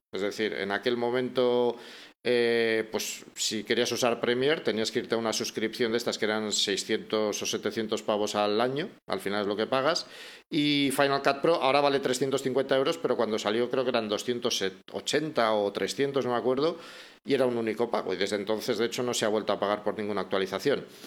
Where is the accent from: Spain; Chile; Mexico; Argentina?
Spain; Bilbao, Basque Country; moved away as an adult; also born or lived in Madrid; now in Salamanca, Spain; volví a Bilbao, que es mi ciudad natal, yo soy de Bilbao, aunque ahora mismo vivo en Salamanca